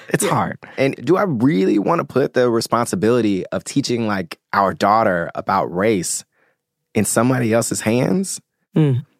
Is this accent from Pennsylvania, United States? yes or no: no; Memphis, Tennessee, United States; I grew up in Memphis, Tennessee.